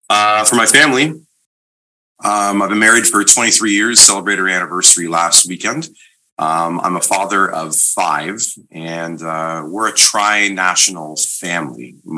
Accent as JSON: {"language": "English", "country": "Canada", "said": "Yeah, we're both Canadian."}